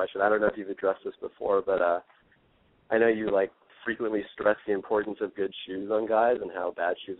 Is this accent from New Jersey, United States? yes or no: no; Santa Barbara, California, United States; moved away as an adult; now in Berkeley, United States; I'm originally from Santa Barbara, but now I'm going to school in Berkeley.